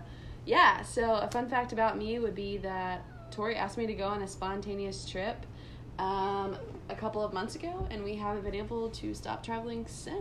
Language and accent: English; Jeffersonville, Indiana, United States; I am from Jeffersonville, Indiana, which is just right across the river from Louisville, just a river dividing us, you know.